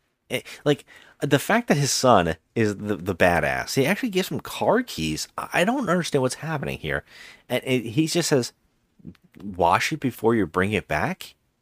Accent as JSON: {"language": "English", "country": "Ireland", "said": "And so, and as an Irish person, fuck this movie. You know, as an Irish person, fuck it."}